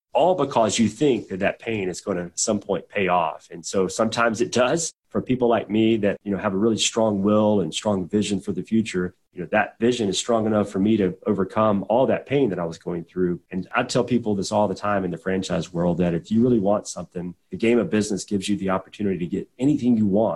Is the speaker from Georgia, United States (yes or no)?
yes; southwestern Georgia, United States; also born or lived in Atlanta, Georgia / Pensacola, Florida; now in Birmingham, United States; we were in the sticks, man. We were down in southwestern Georgia, actually fairly close to Tallahassee, Florida, but not in Florida. We were about 45 miles north of Tallahassee